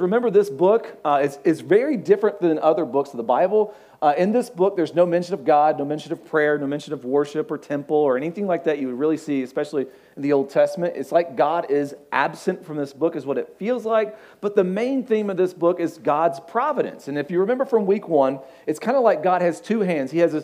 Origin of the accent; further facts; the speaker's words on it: Kentucky, United States; now in Las Vegas, United States; we're from the country, we're from Kentucky